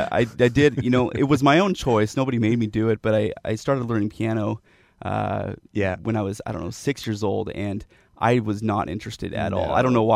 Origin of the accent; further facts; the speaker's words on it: Jerusalem, Jerusalem District, Israel; My dad or my family moved to Israel back in the early 80s, and I was born there.